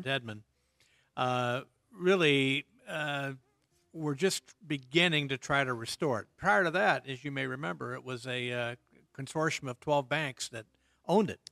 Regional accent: Indiana, United States; moved away; I grew up in Indiana

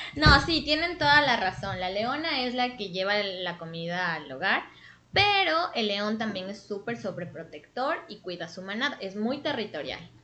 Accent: Quito, Pichincha, Ecuador; yo soy de Quito, Ecuador

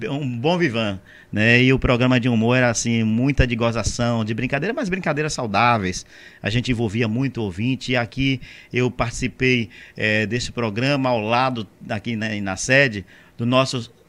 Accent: Monte Gordo, Bahia, Brazil; born or raised there

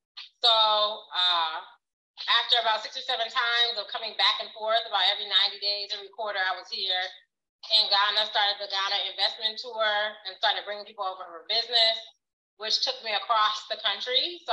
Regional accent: United States; And even as an American, we are still all impacted by the same things that happen in this country.

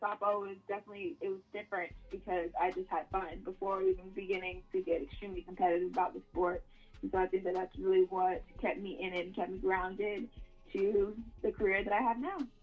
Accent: Clearwater, Florida, United States; I'm from Clearwater, Florida.

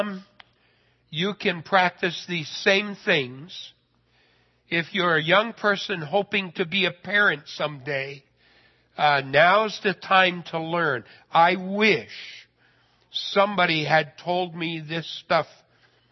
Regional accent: Idaho, United States; I'm a redneck from Idaho.

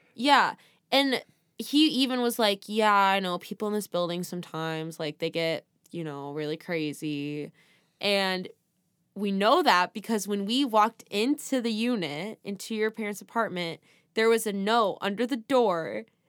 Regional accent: California, United States; We're from California

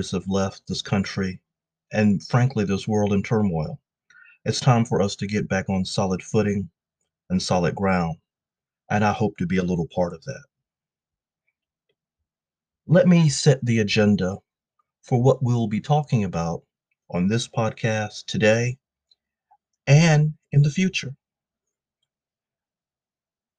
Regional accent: Columbia, South Carolina, United States; moved away as an adult; also born or lived in Dominican Republic; now in New York City, United States; I was born and raised in Columbia, South Carolina.

